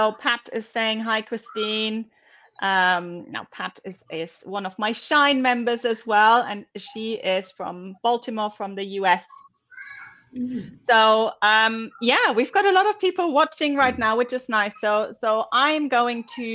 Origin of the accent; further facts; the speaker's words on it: Germany; now in London, United Kingdom; I'm originally from Germany